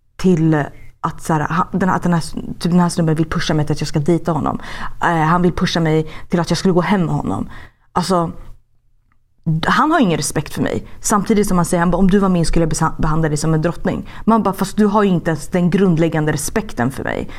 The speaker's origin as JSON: {"language": "Swedish", "country": "Sweden", "moved": "yes", "lives_now": "Los Angeles, United States", "said": "hemma i Sverige"}